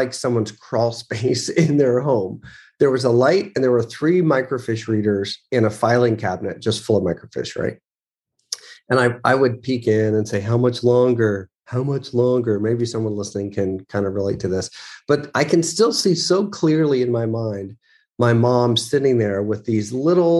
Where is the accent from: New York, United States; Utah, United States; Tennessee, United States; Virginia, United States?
Virginia, United States; Charlottesville; when I was young and I grew up in Charlottesville, Virginia